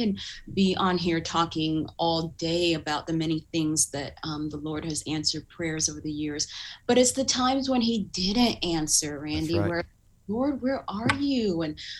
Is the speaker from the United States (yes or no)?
yes; Southern California, United States; also born or lived in Uganda / Duluth, Minnesota; church that I grew up in Southern California